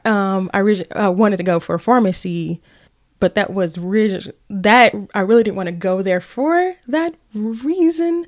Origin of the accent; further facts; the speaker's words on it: Brinkley, Arkansas, United States; moved away; originally from Brinkley, Arkansas, exit two one six